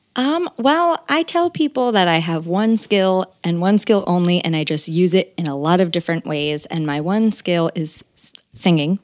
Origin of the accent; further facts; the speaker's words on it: West Windsor, New Jersey, United States; I'm from, uh, near Princeton, New Jersey. It's called West Windsor, New Jersey.